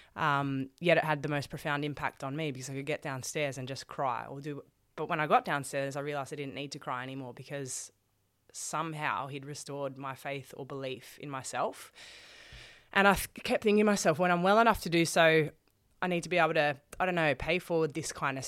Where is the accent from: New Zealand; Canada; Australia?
Australia; Sydney, New South Wales; we're, we're here in Melbourne. I'm from Sydney